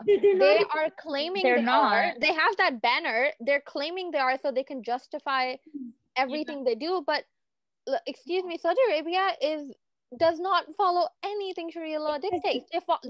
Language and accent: English; Canada; also born or lived in Pakistan; I love being Canadian, I love being Pakistani